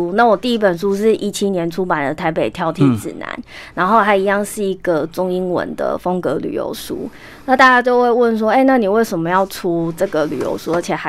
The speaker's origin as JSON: {"language": "Chinese", "country": "Taiwan", "said": "请称呼我们为台湾人。"}